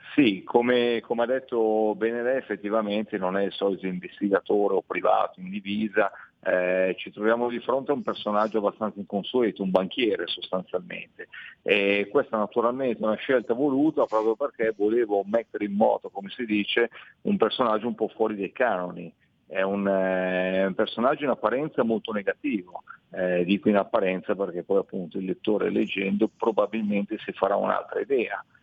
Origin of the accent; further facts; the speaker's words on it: Milan, Lombardy, Italy; abitando a Milano, essendo di Milano